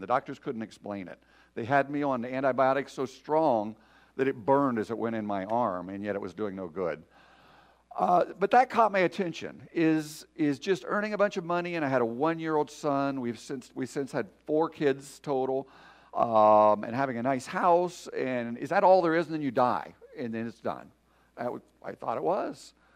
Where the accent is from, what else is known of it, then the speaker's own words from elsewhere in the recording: Michigan, United States; I'm from Michigan. We're surrounded by lakes